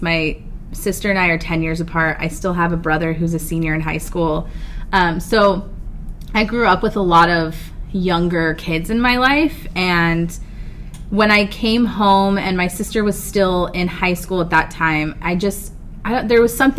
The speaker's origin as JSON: {"language": "English", "town": "San Diego", "region": "California", "country": "United States", "said": "I am from San Diego. I did attend Our Lady of Peace for high school, but I am from San Diego."}